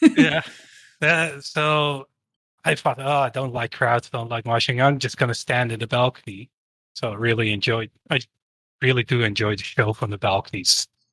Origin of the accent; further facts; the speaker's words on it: Netherlands; I'm from the Netherlands